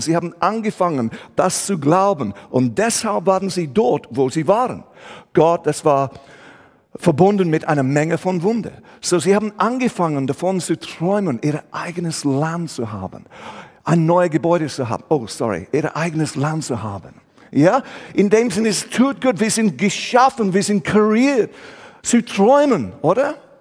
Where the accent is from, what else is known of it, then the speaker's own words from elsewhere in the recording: England, United Kingdom; German is a second language; moved away as an adult; also born or lived in Switzerland; now in Aarau, Switzerland; Ich komme ursprünglich aus England, wohne aber seit dieses Jahr 25 Jahre hier in die Schweiz